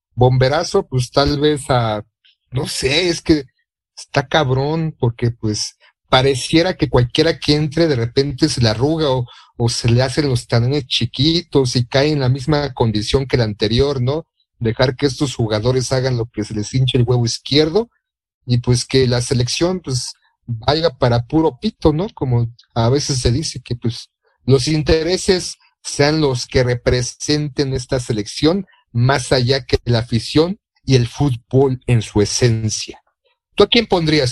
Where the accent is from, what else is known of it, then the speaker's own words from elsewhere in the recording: Mexico; como mexicano